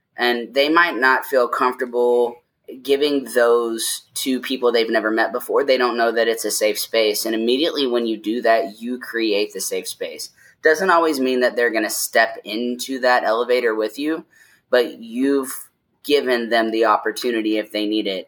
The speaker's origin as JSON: {"language": "English", "town": "Lexington", "region": "Kentucky", "country": "United States", "tie": "born or raised there", "moved": "as an adult", "lives_now": "Denver, United States", "said": "I was born and raised in Lexington, Kentucky, and I moved to Denver in 2017"}